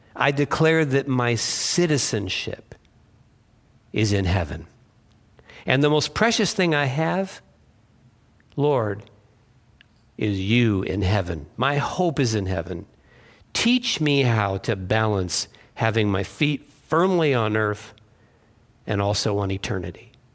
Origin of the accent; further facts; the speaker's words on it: Massachusetts, United States; I was born in Massachusetts